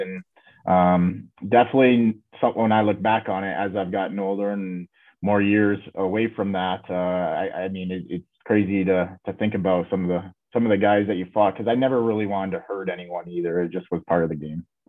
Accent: Michigan, United States; growing up in Michigan, I was only about two hours away from Fort Wayne

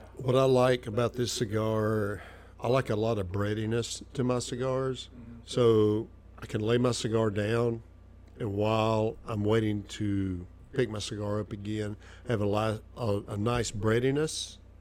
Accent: Arkansas, United States; also born or lived in Nashville, Tennessee; I was born in Nashville, Tennessee. I grew up in Arkansas. I've been in the South my whole life

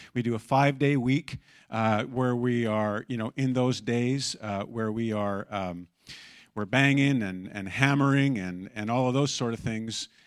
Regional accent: Abbotsford, British Columbia, Canada; I grew up in Abbotsford

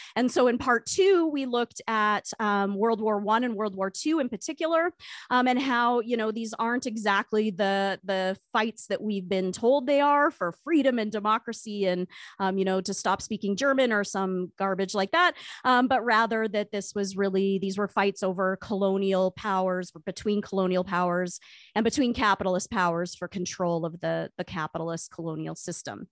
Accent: Canada; as a Canadian historian who studies this period

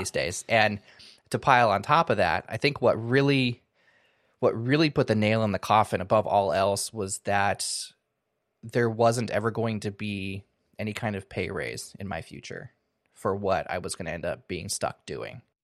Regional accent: Washington, United States; moved away as an adult; also born or lived in California; now in Seattle area, United States; moved back home to my home state, moved back to the Seattle area

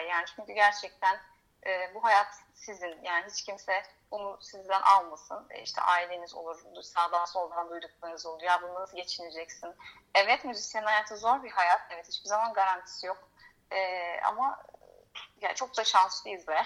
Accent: Izmir, Turkey; moved away as an adult; also born or lived in Istanbul; now in Greece; İzmir'de doğdum. İzmir'de büyüdüm. 18 yaşında e, İstanbul'a gittim

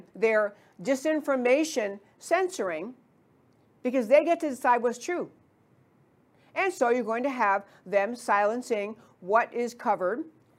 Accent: New York, United States; moved away; I grew up in New York

